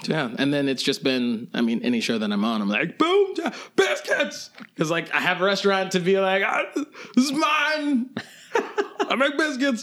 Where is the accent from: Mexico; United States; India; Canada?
United States; Lexington, Kentucky; I grew up in Lexington, Kentucky